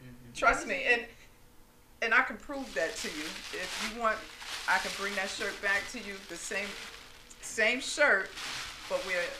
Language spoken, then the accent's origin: English; Jersey City, New Jersey, United States; now in Rahway, United States; But I grew up in Jersey City. Most of my friends and family are in Jersey City.